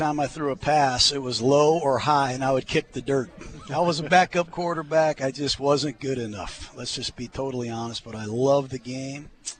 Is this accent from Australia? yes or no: no; Tampa, Florida, United States; Well, I'm from Tampa.